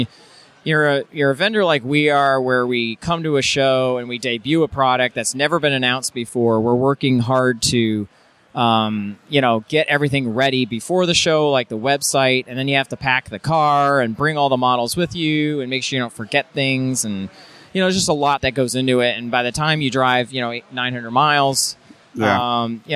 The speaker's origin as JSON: {"language": "English", "region": "New Jersey", "country": "United States", "tie": "born or raised there", "said": "When I was growing up in New Jersey, hanging out at a hobby shop"}